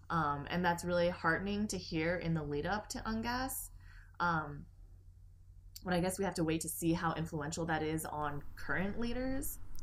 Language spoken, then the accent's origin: English; Canada; moved away; my home country of Canada.